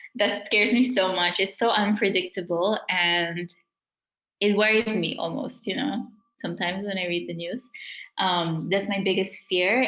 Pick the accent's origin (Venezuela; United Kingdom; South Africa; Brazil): South Africa; moved away; the community that I grew up in in South Africa